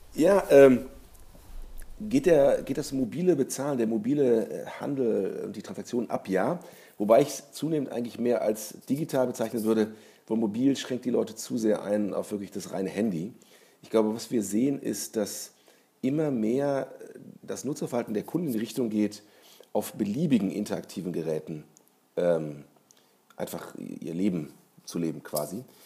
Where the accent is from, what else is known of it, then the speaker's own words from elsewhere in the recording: Germany; als Deutscher